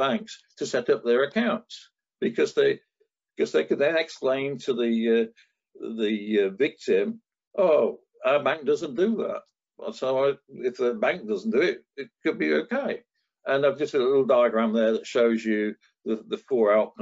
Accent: Northampton, East Midlands, United Kingdom; I grew up in Northampton

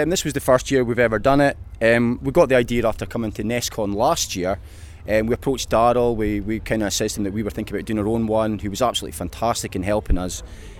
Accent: Elgin, Scotland, United Kingdom; I'm from Elgin

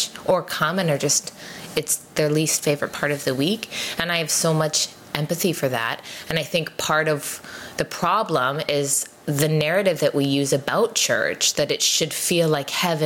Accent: Abbotsford, British Columbia, Canada; I grew up in Abbotsford

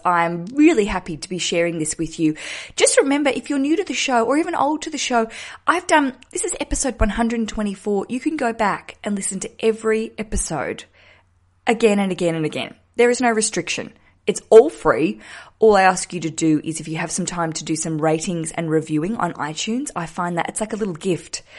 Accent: Australia; moved away as an adult; also born or lived in Hobart, Tasmania; now in London, United Kingdom

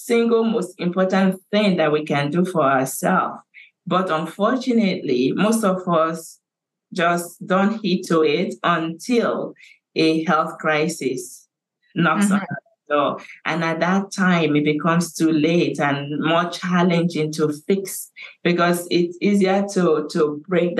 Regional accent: Nigeria; now in Canada; I have started working on a huge international dementia awareness campaign in my home country of Nigeria

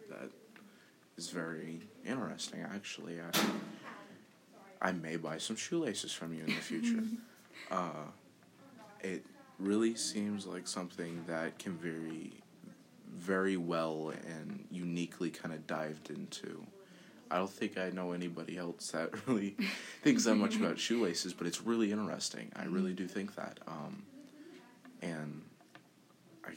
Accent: New York, United States; I grew up in New York myself

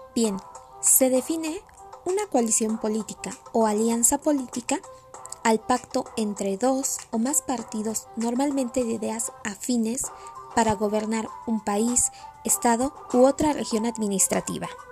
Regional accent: Mexico; como población mexicana

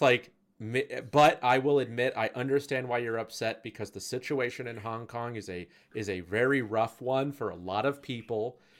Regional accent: United States; as an American

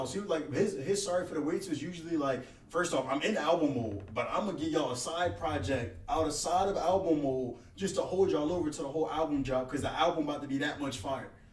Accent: East Coast, United States; I'm from the East Coast

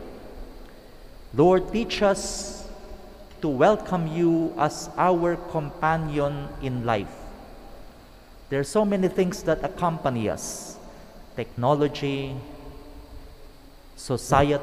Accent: Ilocos Region, Philippines; I come from Pangasinan

